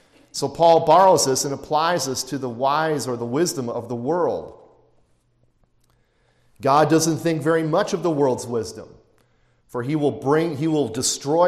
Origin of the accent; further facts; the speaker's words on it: Chicago, Illinois, United States; I come from Chicago, you could find a pizzeria on every street corner